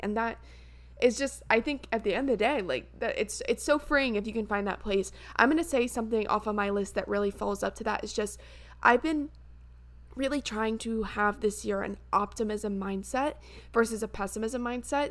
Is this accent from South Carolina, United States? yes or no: yes; Columbia, South Carolina, United States; I'm from Columbia, South Carolina, which is the capital